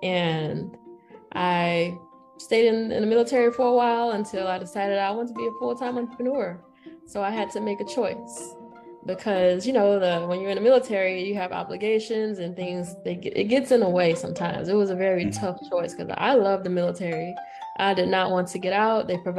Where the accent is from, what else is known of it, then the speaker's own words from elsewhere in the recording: Pensacola, Florida, United States; moved away as an adult; also born or lived in Mississippi; now in Atlanta, United States; So I grew up in Pensacola, Florida.